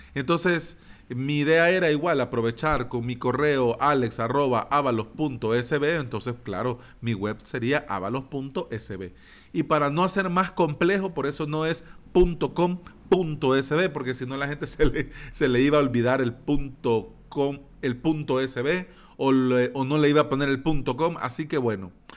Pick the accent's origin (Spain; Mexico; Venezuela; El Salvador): El Salvador